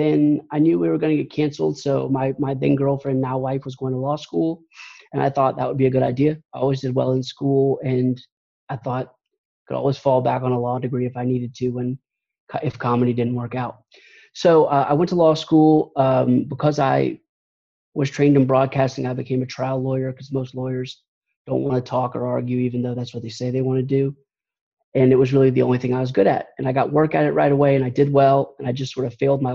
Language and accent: English; Atlanta, Georgia, United States; I'm from Atlanta, Georgia, and been here most of my life and lived all over Georgia.